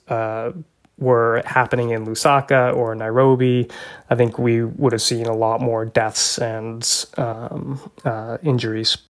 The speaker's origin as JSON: {"language": "English", "country": "United States", "also_born_or_lived": "Zambia / Kenya", "said": "as an American"}